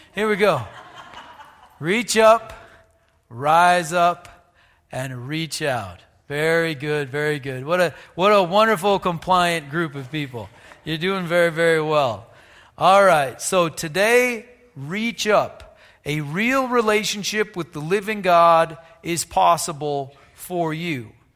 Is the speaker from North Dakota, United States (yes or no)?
yes; North Dakota, United States; I grew up in North Dakota